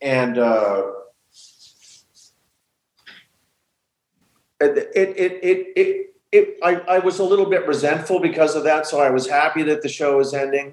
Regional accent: Los Angeles, California, United States; We grew up in Sherman Oaks when it was still all kind of dairy farms and orange orchards.

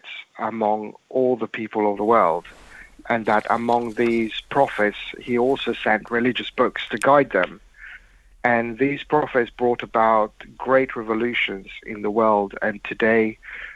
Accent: Mauritius; moved away; I was brought up in Mauritius.

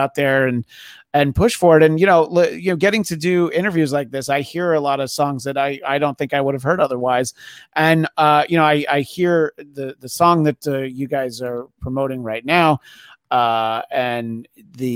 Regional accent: New York, United States; growing up in New York

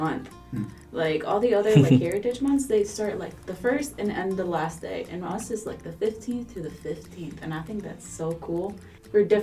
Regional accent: Michigan, United States; I'm from Michigan

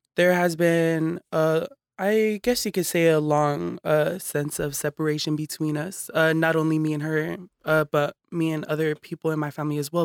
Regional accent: Hayward, California, United States; also born or lived in East Palo Alto; I was raised in Hayward

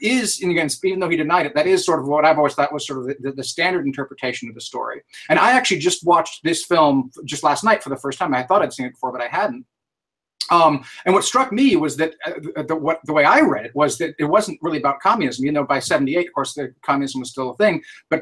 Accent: San Francisco, California, United States; we're still in San Francisco, which of course is my hometown

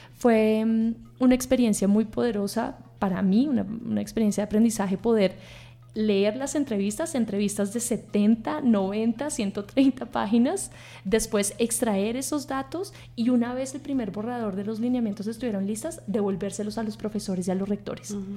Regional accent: Bogotá, Colombia; yo soy bogotana, nací y fui, fui educada en, esta ciudad

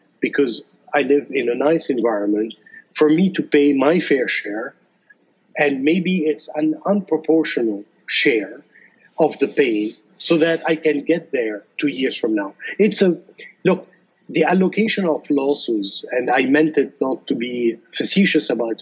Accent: Lebanon; through our growing up in Lebanon

